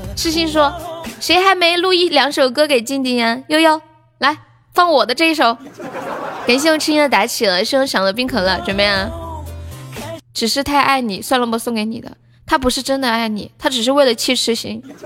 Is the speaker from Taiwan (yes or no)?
no; Chengdu, Sichuan, China; 我是四川嘞